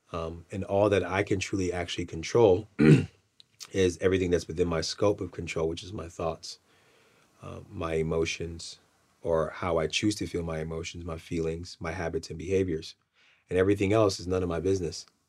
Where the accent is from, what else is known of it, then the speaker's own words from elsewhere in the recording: Nigeria; I'm, I'm Nigerian